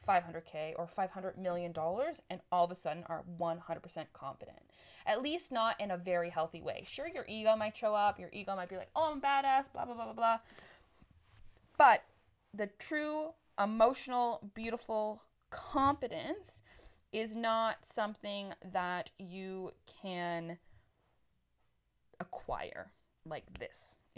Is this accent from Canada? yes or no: yes; Canada; moved away as an adult; I've moved 1,500 kilometers across Canada back to my hometown